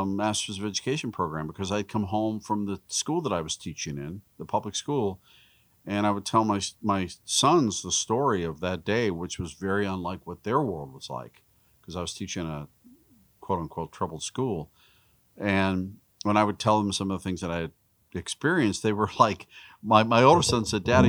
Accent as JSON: {"language": "English", "town": "Pittsburgh", "region": "Pennsylvania", "country": "United States", "tie": "born or raised there", "said": "we grew up in Pittsburgh, just outside of Pittsburgh."}